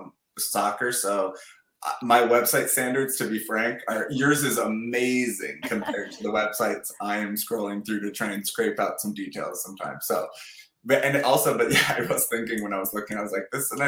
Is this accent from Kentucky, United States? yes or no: no; Walker, Minnesota, United States; my hometown of Walker, Minnesota